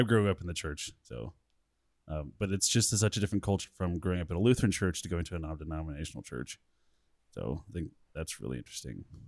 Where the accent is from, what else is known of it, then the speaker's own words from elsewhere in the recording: Colorado, United States; I'm from Colorado, born and raised here